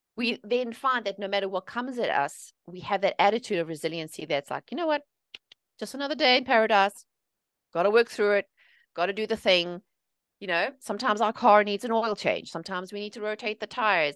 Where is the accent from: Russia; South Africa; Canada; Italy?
South Africa; moved away as an adult; also born or lived in England; now in United States; I'm originally from South Africa. I was born and raised there.